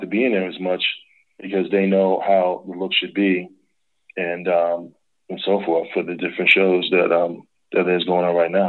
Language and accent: English; New York, United States; I'm from New York, so many years I was a grip technician in New York.